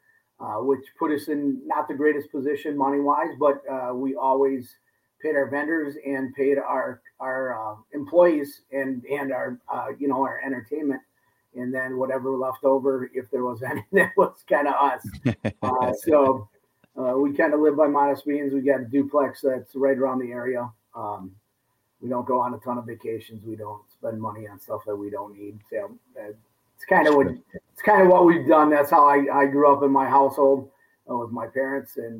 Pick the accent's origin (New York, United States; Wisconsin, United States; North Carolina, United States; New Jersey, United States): Wisconsin, United States; Kewaskum; also born or lived in Germantown, Wisconsin; now in West Allis, United States; my hometown, Kewaskum